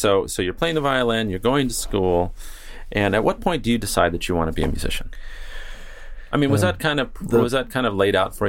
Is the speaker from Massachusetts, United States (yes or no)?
no; Newport Beach, California, United States; I grew up in Newport Beach on Lido Island